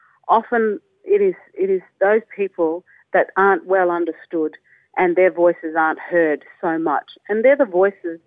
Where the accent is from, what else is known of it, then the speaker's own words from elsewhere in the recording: Northern Territory, Australia; I was brought up in the Northern Territory